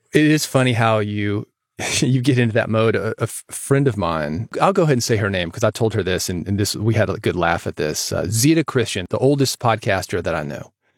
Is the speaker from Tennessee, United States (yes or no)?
yes; Nashville, Tennessee, United States; I grew up in Nashville